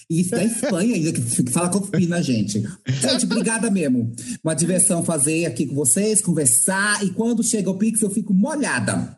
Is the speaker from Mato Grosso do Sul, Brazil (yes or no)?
yes; Mato Grosso do Sul, Brazil; eu sou de Mato Grosso do Sul, né? Então a gente é divisa lá com o Paraguai